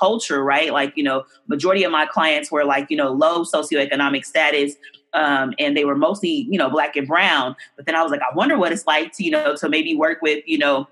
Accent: Oakland, California, United States; I grew up in deep East Oakland

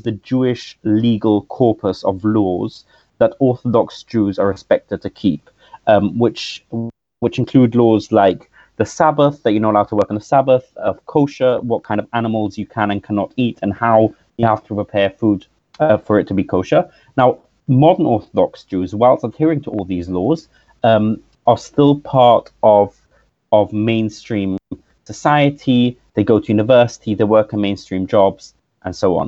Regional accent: London, United Kingdom; The community I grew up in is in London

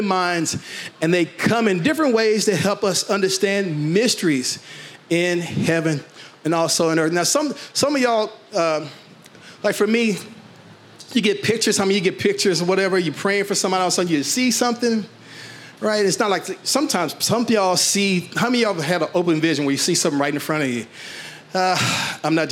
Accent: Fort Worth, Texas, United States; I grew up in Fort Worth.

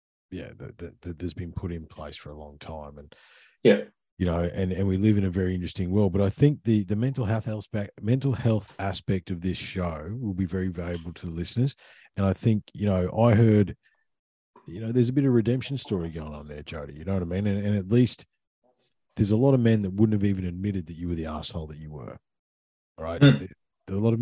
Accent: Australia

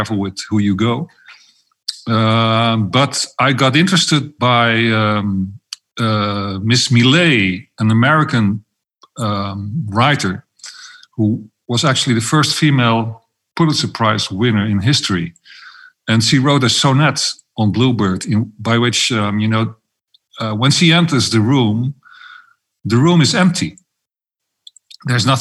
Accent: Amsterdam, North Holland, Netherlands; I'm Dutch. I'm from Amsterdam, to be precise

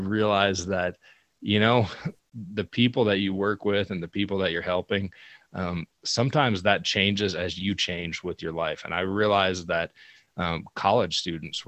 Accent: Rock Springs, Wyoming, United States; I grew up in Rock Springs

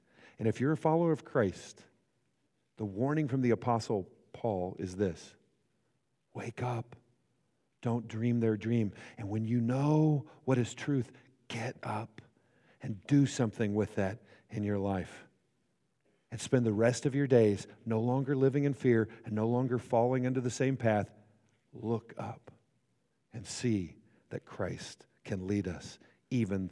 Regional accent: Great Bend, Kansas, United States; now in Hutchinson, United States; I grew up in Great Bend, Kansas, which is, 45, 50 minutes from here

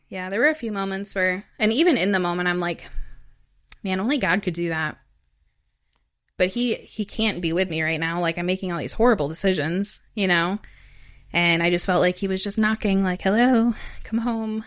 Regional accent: Wisconsin, United States; also born or lived in Chicago / Madison; I'm from Wisconsin originally, and I grew up in a small town.

